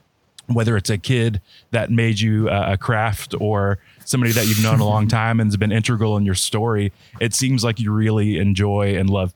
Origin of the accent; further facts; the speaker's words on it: Florida, United States; also born or lived in Texas; I was born in Texas, but raised in Florida my whole life.